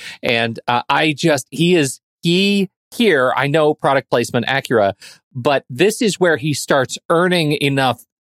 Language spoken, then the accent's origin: English; Colorado, United States; now in Oregon, United States; I grew up in Colorado